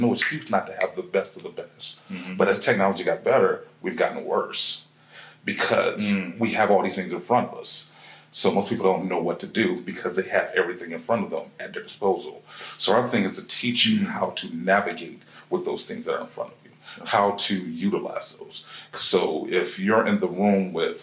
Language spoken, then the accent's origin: English; Ohio, United States; now in Atlanta, United States; I'm originally from Ohio. So, of course, you know, we're here in Atlanta.